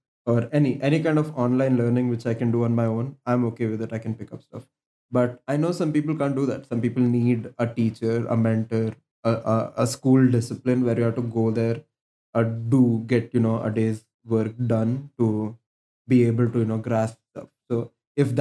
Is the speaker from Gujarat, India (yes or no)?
no; Bangalore, Karnataka, India; I'm from Bangalore